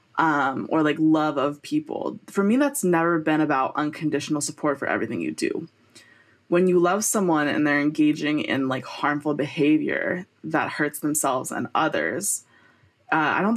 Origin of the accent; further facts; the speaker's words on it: United States; you and I are both American Jews